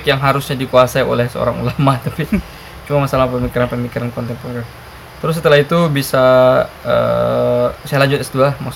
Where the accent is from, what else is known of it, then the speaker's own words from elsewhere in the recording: South Sulawesi, Indonesia; saya dari Sulawesi Selatan, merantau ke Jogja, tamat SMA, kuliah di UNY, kuliah di PUTM, UNY itu.